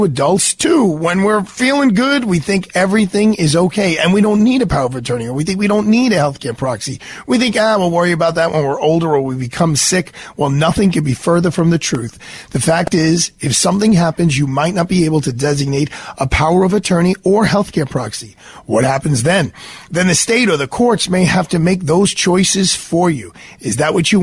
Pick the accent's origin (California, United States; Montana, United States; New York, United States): New York, United States; New York City; we were both from Brooklyn